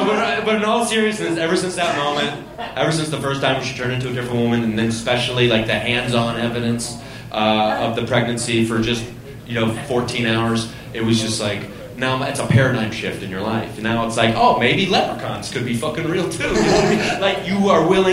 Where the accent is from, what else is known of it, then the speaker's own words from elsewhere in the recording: Southern Ohio, United States; I grew up in Southern Ohio